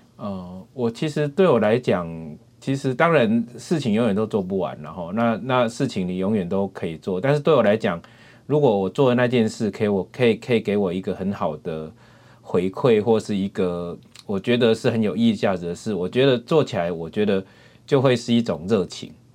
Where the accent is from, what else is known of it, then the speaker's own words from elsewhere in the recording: Yunlin County, Taiwan; moved away as an adult; also born or lived in Taipei; now in Chiayi, Taiwan; 我是云林人